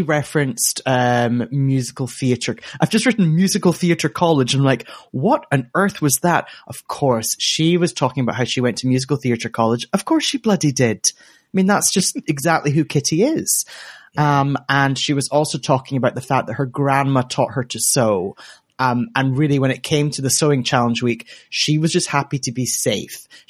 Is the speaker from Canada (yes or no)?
no; United Kingdom; I'm speaking as a British person with a boring monosyllabic white name